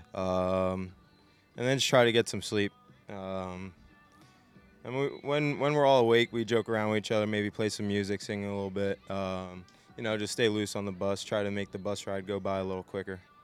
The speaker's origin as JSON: {"language": "English", "region": "New Jersey", "country": "United States", "tie": "born or raised there", "said": "I was from South Jersey. I grew up a Philly sports fan."}